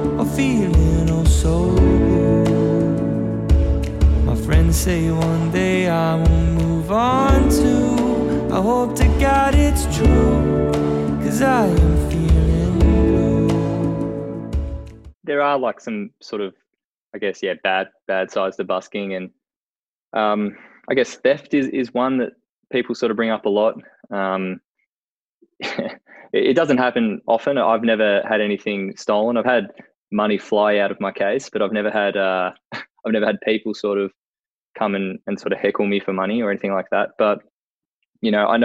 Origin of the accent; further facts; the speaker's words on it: Melbourne, Victoria, Australia; I live in Melbourne, born and raised in Melbourne, still live in Melbourne.